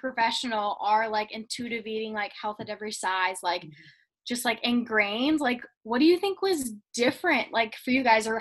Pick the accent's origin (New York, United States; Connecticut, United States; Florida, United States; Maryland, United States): Florida, United States; I was born in Florida, raised in Florida